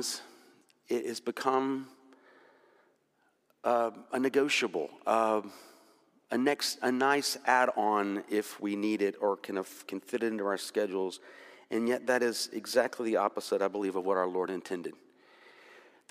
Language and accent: English; Jacksonville, Florida, United States; When I was growing up in Jacksonville, Florida